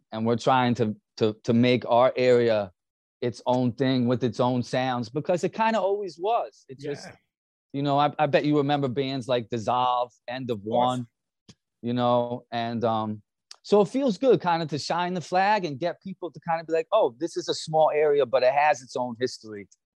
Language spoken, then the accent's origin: English; Hudson Valley, upstate New York, United States; growing up in the Hudson Valley